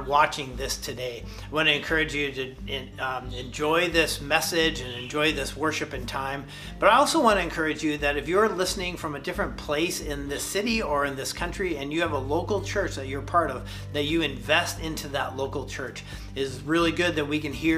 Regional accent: Idaho, United States; now in Seattle, United States; we grew up in Idaho

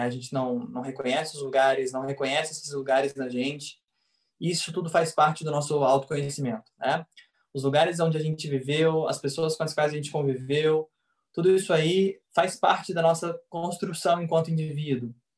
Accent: Goiânia, Goiás, Brazil; also born or lived in Rio de Janeiro; eu sou goiano, nascido e criado em Goiânia

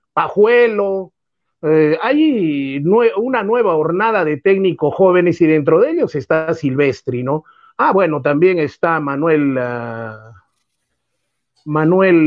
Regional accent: Socabaya, Arequipa, Peru; also born or lived in Mollendo; también soy de Socabaya

